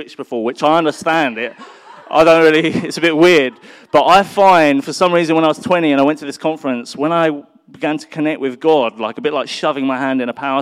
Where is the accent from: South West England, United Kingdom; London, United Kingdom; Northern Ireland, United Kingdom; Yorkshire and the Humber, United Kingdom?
London, United Kingdom; I was born in North London